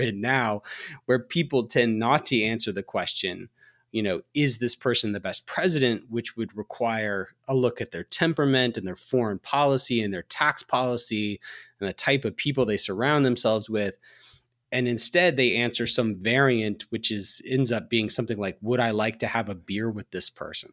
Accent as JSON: {"language": "English", "region": "Alabama", "country": "United States", "tie": "born or raised there", "said": "I drove by the hospital, uh, in my hometown. I'm from Alabama"}